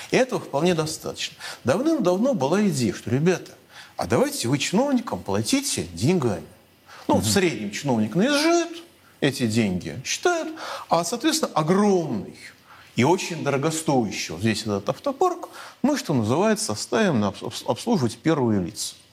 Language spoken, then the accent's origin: Russian; Moscow, Russia; я от своей, от своей автомашины, как москвич, избавился